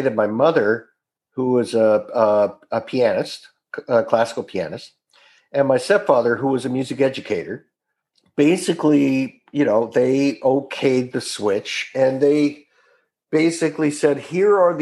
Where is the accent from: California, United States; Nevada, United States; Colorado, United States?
California, United States; Orange County, Southern; also born or lived in Salem, Oregon; I grew up in Southern California